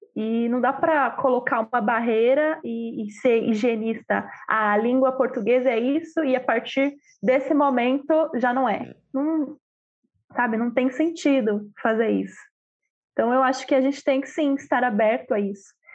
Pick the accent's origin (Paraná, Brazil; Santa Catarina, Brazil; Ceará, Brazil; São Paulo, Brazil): São Paulo, Brazil; Sorocaba; moved away as an adult; Eu vivi a minha vida inteira em Sorocaba, que é uma cidade não pequena, mas do interior de São Paulo.